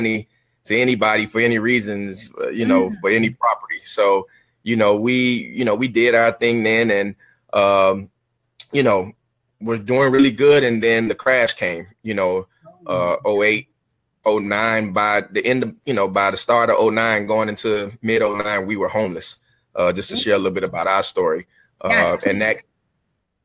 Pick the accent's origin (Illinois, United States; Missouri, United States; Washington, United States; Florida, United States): Florida, United States; Miami; I'm from Miami, born and raised in Miami, Florida